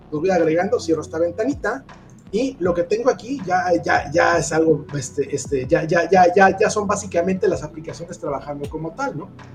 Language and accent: Spanish; Mexico; nosotros como mexicanos o como latinoamericanos